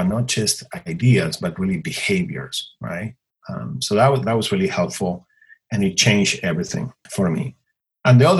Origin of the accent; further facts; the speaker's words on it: Buenos Aires Province, Argentina; English is a second language; moved away as an adult; now in Los Angeles, United States; I was born and raised in a small town, 2 hours outside of Buenos Aires, you know, in Argentina